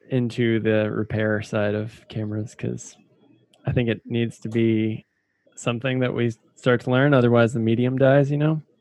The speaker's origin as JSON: {"language": "English", "region": "the South", "country": "United States", "said": "I'm from the South."}